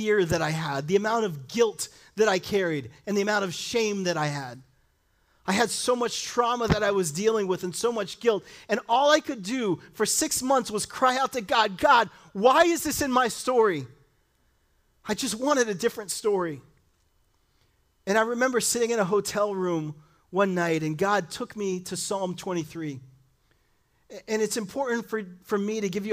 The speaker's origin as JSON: {"language": "English", "town": "Miami", "region": "Florida", "country": "United States", "tie": "born or raised there", "lives_now": "Fort Myers, United States", "said": "I grew up in Miami, Florida, and had two parents that were amazing"}